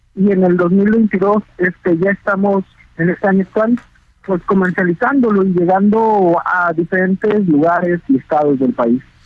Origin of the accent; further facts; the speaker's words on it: Mexico; Como mexicano